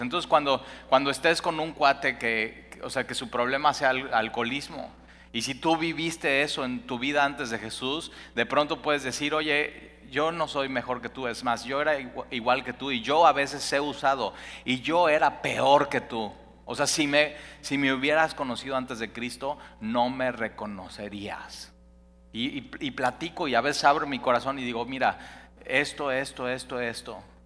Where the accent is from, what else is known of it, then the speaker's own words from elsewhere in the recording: Mexico City, Mexico; also born or lived in Cuernavaca, Morelos; now in Veracruz, Mexico; yo soy chilango, pero entonces decía, pero realmente soy de Cuernavaca porque llevo toda mi vida viviendo aquí